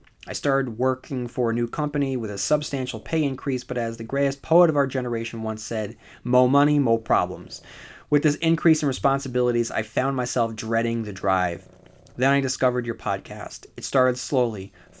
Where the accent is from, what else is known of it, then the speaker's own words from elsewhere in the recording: Chicago, Illinois, United States; I grew up in the Humboldt Park area of Chicago during the mid-80s, early 90s.